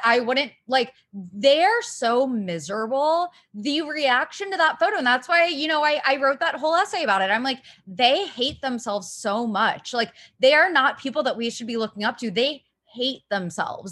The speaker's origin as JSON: {"language": "English", "region": "Ohio", "country": "United States", "said": "I'm from Ohio"}